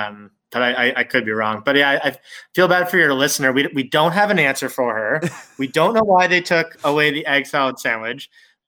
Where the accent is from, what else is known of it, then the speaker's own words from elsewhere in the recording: Fredericton, New Brunswick, Canada; In my hometown of Fredericton, New Brunswick